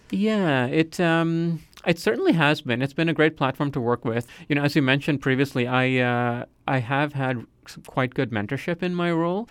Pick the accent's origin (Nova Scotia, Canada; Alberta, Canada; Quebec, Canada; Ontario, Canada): Nova Scotia, Canada; also born or lived in United Kingdom / Calgary; I would say I grew up in Nova Scotia because that's where I did most of my schooling